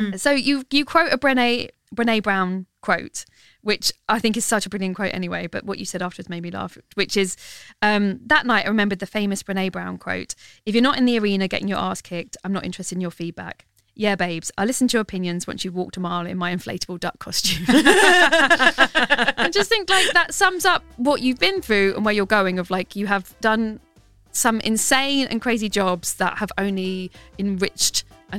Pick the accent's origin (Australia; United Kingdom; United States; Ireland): United Kingdom; I thought, oh, I see, I have to go back to being British.